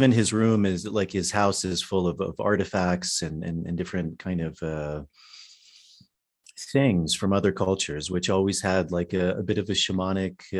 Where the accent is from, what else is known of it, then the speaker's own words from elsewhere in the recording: Virginia, United States; Yeah, mostly in in the U.S.